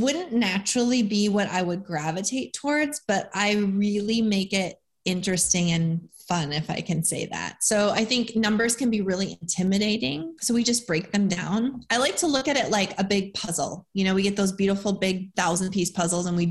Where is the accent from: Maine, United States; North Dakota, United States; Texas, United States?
North Dakota, United States; moved away as an adult; now in Tennessee, United States; I am from North Dakota, born and raised. We actually live in Tennessee now.